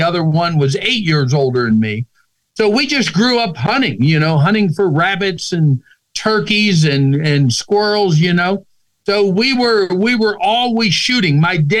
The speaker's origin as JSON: {"language": "English", "region": "Pennsylvania", "country": "United States", "tie": "born or raised there", "said": "I grew up in Pennsylvania. We grew up in the mountains. In our culture in that area, families done a lot of hunting together."}